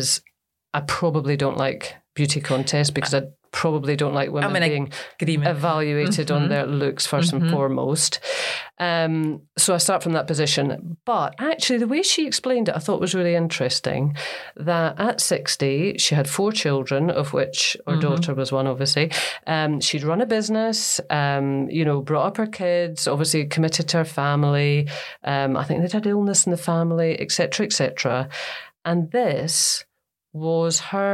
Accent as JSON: {"language": "English", "region": "Scotland", "country": "United Kingdom", "said": "as Scottish people"}